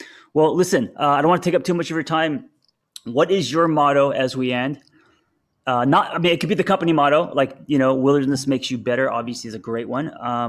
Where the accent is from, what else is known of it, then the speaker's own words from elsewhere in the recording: Los Angeles, California, United States; growing up in Los Angeles.